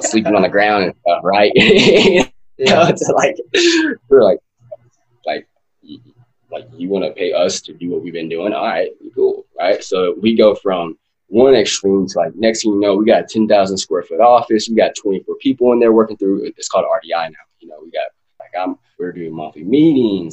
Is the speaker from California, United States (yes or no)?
no; West Texas, United States; born and raised in West Texas